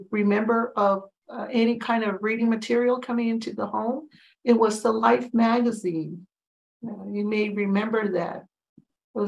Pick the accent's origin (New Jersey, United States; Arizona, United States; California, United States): Arizona, United States; Tohono O'odham Nation Reservation; also born or lived in Green Valley, Arizona; I grew up on the Tohono Nation Reservation.